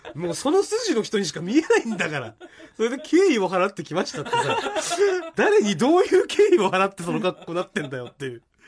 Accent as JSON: {"language": "Japanese", "region": "Chiba", "country": "Japan", "tie": "born or raised there", "said": "俺の地元っていうのはもう、とんでもない田舎なんだなと思って。 千葉県は千葉県"}